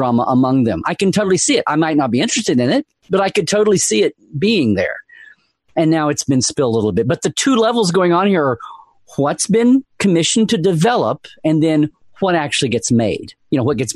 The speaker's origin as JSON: {"language": "English", "region": "Oklahoma", "country": "United States", "said": "I'm from Oklahoma."}